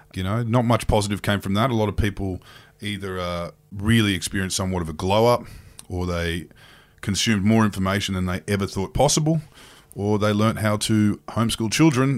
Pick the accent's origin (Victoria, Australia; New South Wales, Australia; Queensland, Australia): Queensland, Australia; growing up in Queensland